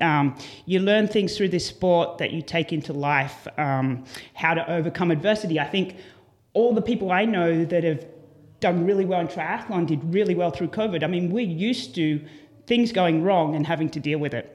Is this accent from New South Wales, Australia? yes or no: yes; Port Macquarie, New South Wales, Australia; moved away as an adult; now in United States; a little town called Port Macquarie